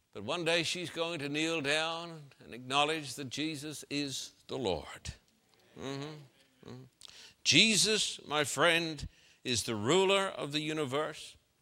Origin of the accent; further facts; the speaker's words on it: Brisbane, Queensland, Australia; my hometown in Brisbane, Queensland, Australia